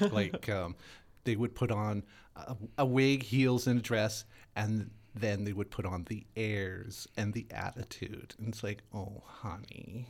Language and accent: English; Winnipeg, Manitoba, Canada; I'm born and raised in Winnipeg, Manitoba